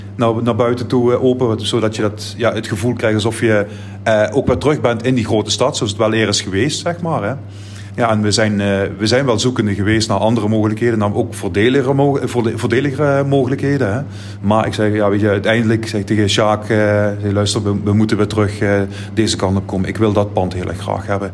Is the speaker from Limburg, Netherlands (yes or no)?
yes; Heerlen, Limburg, Netherlands; Ik ben in de Passer ben ik opgegroeid